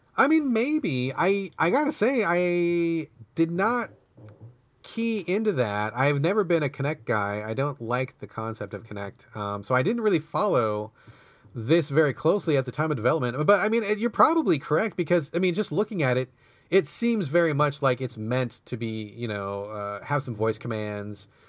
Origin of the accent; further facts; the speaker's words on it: United States; I'm American